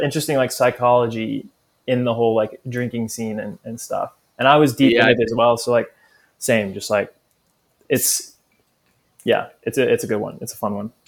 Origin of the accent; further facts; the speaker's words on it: New Orleans, Louisiana, United States; growing up in New Orleans, it's big part of the culture.